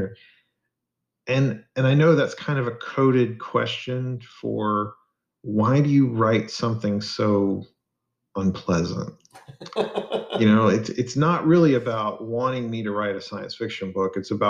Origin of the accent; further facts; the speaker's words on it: Arkansas, United States; I wanted to write something in my home state and in Falk, Arkansas, which is partly where I guess the book is based on.